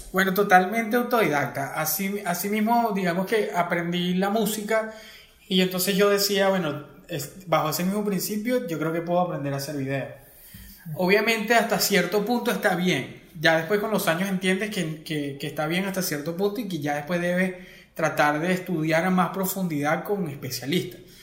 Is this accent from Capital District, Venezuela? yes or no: no; Acarigua, Portuguesa, Venezuela; moved away as an adult; now in Caracas, Venezuela; Yo soy de Acarigua, de la ciudad de Acarigua portuguesa